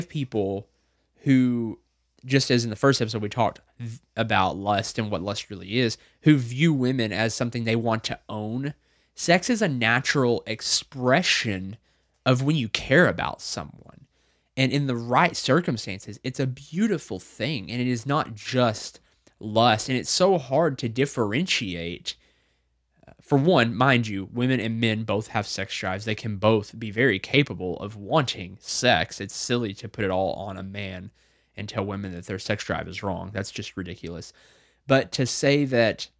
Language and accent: English; Arkansas, United States; grew up here in Arkansas